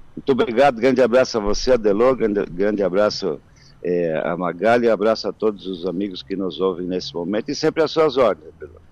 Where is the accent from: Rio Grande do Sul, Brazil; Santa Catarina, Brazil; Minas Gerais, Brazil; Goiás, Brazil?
Santa Catarina, Brazil; São Lourenço do Oeste; pela minha comunidade, onde eu nasci, tem uma festa tradicional todos os anos, no interior de São Lourenço do Oeste